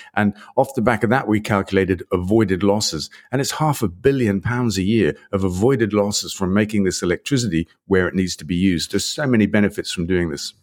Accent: England, United Kingdom; we're, we're English

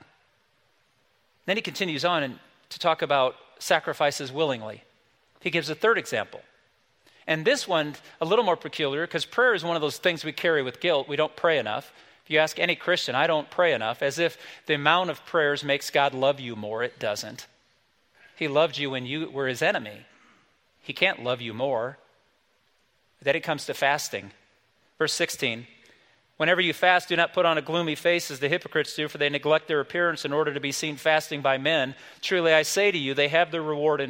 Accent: South Bend, Indiana, United States; the small little church I grew up in South Bend, Indiana, when we were kids

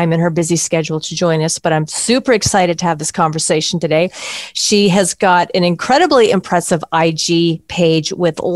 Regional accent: Canada; moved away; I'm originally from Canada

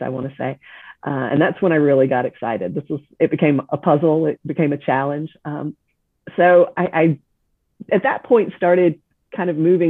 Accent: South Carolina, United States; also born or lived in Texas; now in Viera, United States; I grew up in South Carolina

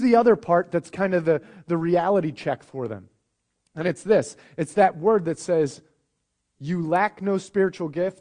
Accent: United States; I'm an American

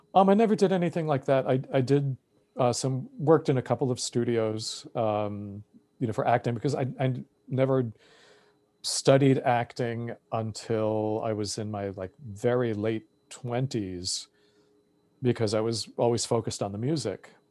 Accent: Massapequa Park, New York, United States; now in New York City, United States; growing up in Massapequa Park

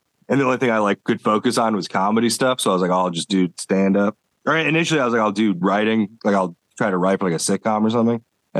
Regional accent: Cleveland, Ohio, United States; moved away as an adult; also born or lived in Indiana; now in Louisville, United States; So I grew up in Cleveland, Ohio, and then moved to Indiana.

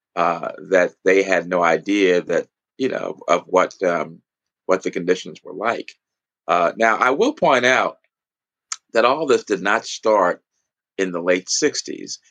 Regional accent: New York, United States; moved away as an adult; now in Washington, D.C., United States; I'm from New York

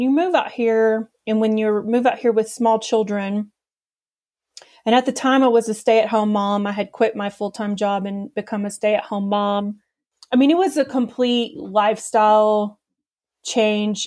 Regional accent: Texarkana, Texas, United States; moved away as an adult; now in Philmont Scout Ranch, New Mexico, United States; I'm from East Texas, a town called Texarkana

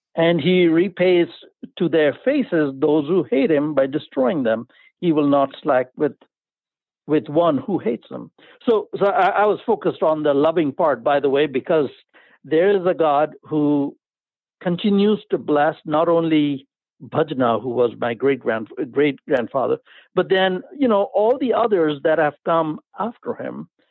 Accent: India; accent: Indian; my accent gives it away that I'm from India

